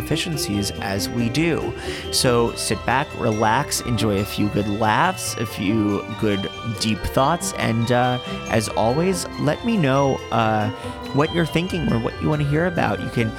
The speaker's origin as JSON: {"language": "English", "town": "Boca Raton", "region": "Florida", "country": "United States", "tie": "born or raised there", "also_born_or_lived": "Fort Lauderdale, Florida", "moved": "as an adult", "lives_now": "New York, United States", "said": "growing up in Boca"}